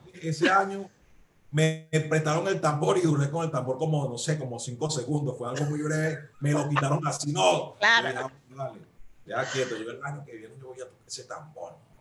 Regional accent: Caracas, Capital District, Venezuela; yo nací en Caricuao

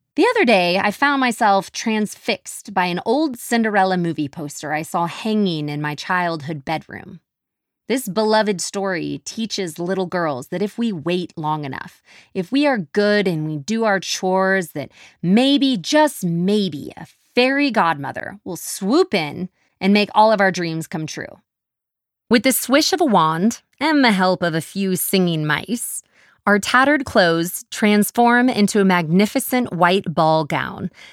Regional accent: Texas, United States; accent: Texas; my Texas accent

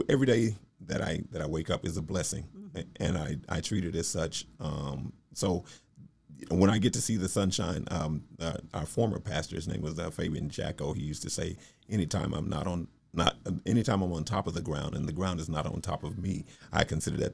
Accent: Shiner, Texas, United States; moved away; also born or lived in San Antonio, Texas / Bastrop, Texas; I grew up in Shiner, Texas

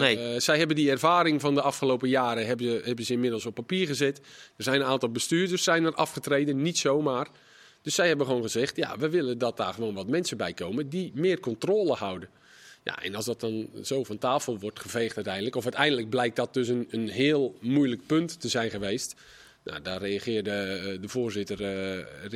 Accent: Volendam, North Holland, Netherlands; als Volendammer

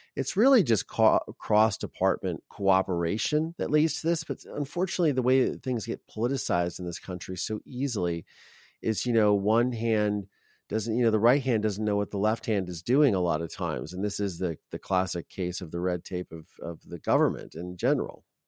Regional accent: Ohio, United States; I grew up in Ohio

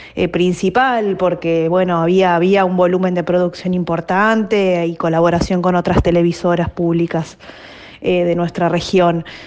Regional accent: Aldo Bonzi, Buenos Aires Province, Argentina; also born or lived in Bernal; yo en realidad nací en Bernal, en Bernal Oeste. Viví, cuando nací, viví un tiempo con, mis abuelos maternos, que eran dos gallegos que, vivían en Bernal. Eh, y luego de ahí nos, mudamos a Aldo Bonzi

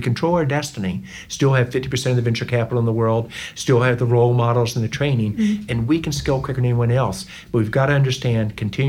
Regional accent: West Virginia, United States; moved away; also born or lived in North Carolina / Georgia / Indiana / Ohio; I'm from West Virginia. Mm-hmm. I've lived in North Carolina, Georgia, Indiana, Ohio, Illinois.

